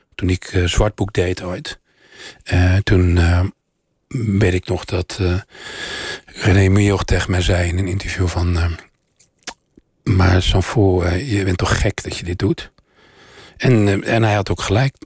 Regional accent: Oudenbosch, North Brabant, Netherlands; born or raised there

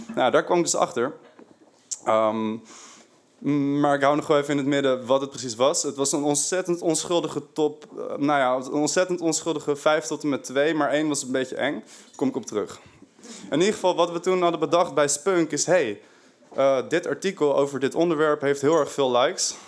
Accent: Haarlem, North Holland, Netherlands; moved away as an adult; now in Amsterdam, Netherlands; ik kom uit Haarlem. Daar heb ik die R. Best wel erg

